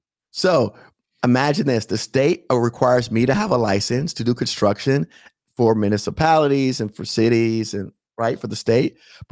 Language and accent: English; Miami, Florida, United States; I live in Palm Beach County. I'm from Miami.